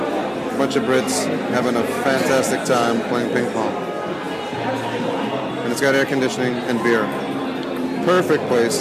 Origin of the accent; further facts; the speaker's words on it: New York, United States; Being a New Yorker, this is most definitely the Times Square of London.